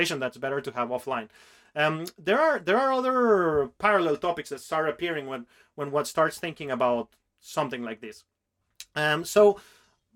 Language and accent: English; Venezuela; English is a second language; I come from Venezuela, which is a country that has a very rich ancient culture still active there